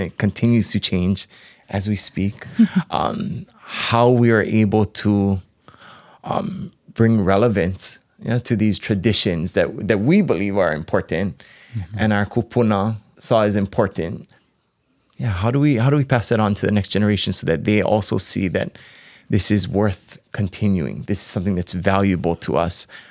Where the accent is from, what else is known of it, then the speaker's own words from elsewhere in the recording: Maui, Hawaii, United States; moved away as an adult; now in Hilo, United States; I was raised on Maui. Um, born and raised on Maui until I actually came here to Hilo.